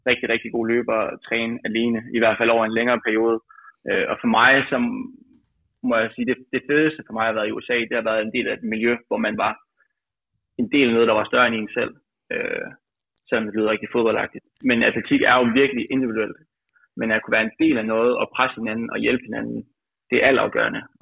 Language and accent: Danish; Aalborg, North Denmark Region, Denmark; now in Aarhus, Denmark; selvom jeg er Aalborg-dreng, jeg bor jo i Aarhus nu, øh, og træner i Aarhus.